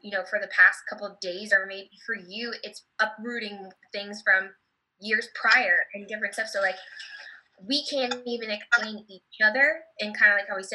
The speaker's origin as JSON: {"language": "English", "region": "New Jersey", "country": "United States", "moved": "as an adult", "lives_now": "Texas, United States", "said": "now I've been living in Texas for 3 years and I'm from New Jersey."}